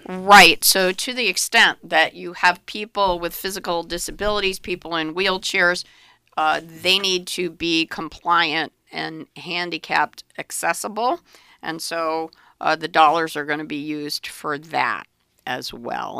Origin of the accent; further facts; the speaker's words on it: Middletown, Connecticut, United States; my hometown of Middletown